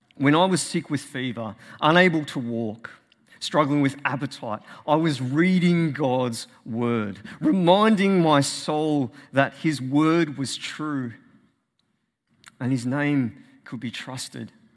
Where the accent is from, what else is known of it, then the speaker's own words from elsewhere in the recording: Australia; As an Australian